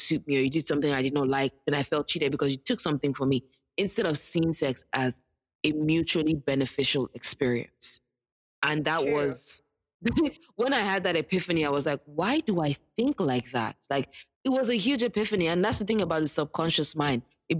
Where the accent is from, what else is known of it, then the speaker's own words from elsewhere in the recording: Nigeria; And as a Nigerian, I'll second